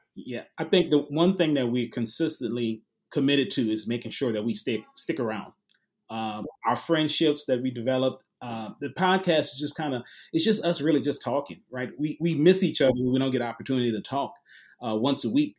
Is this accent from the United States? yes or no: yes; New Orleans, Louisiana, United States; moved away as an adult; now in Little Rock, United States; originally from New Orleans, so I've been here about three years